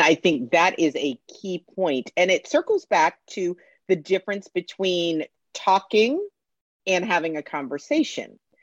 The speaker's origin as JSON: {"language": "English", "region": "Connecticut", "country": "United States", "tie": "born or raised there", "also_born_or_lived": "Orlando, Florida", "moved": "yes", "lives_now": "Atlanta, United States", "said": "I grew up in Connecticut, so we had UConn"}